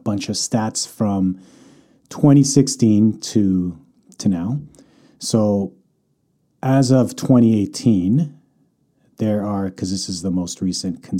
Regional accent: Calgary, Alberta, Canada; now in Vancouver, Canada; born and raised in Calgary, currently living in Vancouver

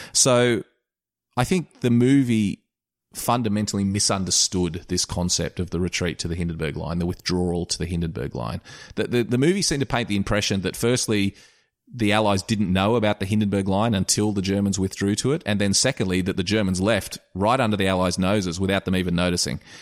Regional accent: Australia; I'm an Australian

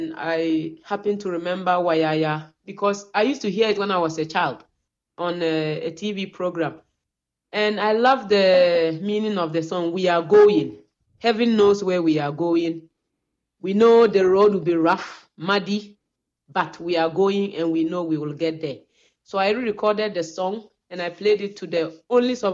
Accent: Wa, Upper West, Ghana; born or raised there

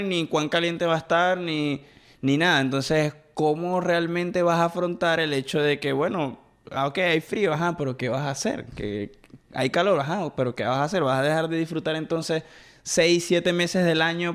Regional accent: Venezuela; moved away; Nosotros venimos de Venezuela, por si hay gente que nos está viendo y no es de Venezuela, venimos de Venezuela

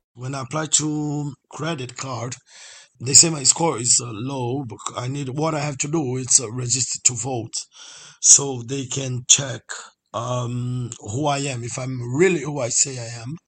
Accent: Brazil; now in London, United Kingdom; I'm from Brazil, but I live here for 14 years

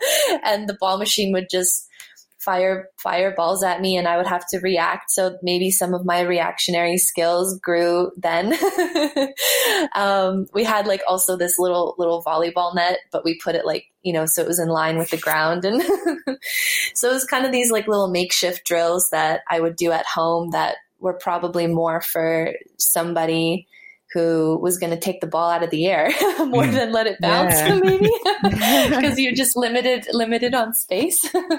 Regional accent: Canada; I think also growing up in Canada, where so much of the year you have to play indoors

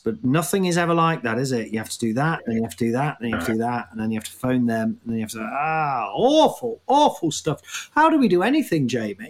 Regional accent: Nottingham, East Midlands, United Kingdom; That voice I just did there is the people I grew up with in Nottingham

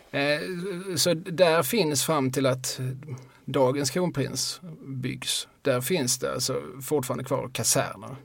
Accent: Eslöv, Skåne, Sweden; also born or lived in Lund; now in Malmö, Sweden; jag är född i Lund, uppvuxen i Eslöv och bor sedan eh, förra millenniet mm. i Malmö

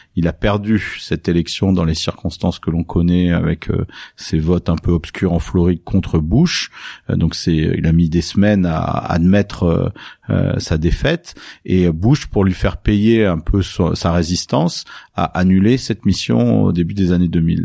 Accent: Nice, Provence-Alpes-Côte d'Azur, France; j'ai grandi à Nice euh, dans le sud de la France

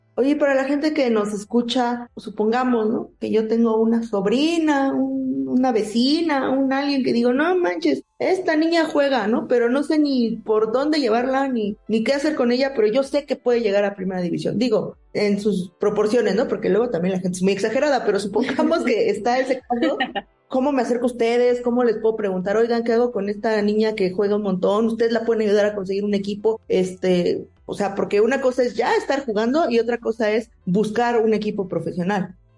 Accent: Mexico; aquí en México

